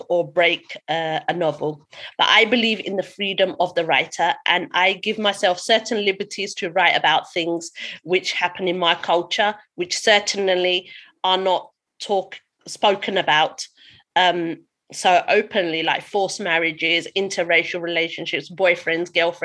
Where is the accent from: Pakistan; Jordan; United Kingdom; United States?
United Kingdom; London; I was writing about growing up in East London. I was born here and have been an East Londoner ever since.